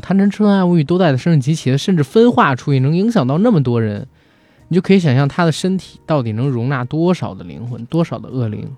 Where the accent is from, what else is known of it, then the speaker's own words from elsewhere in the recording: China; 首先当然首当其冲的就是我们是中国人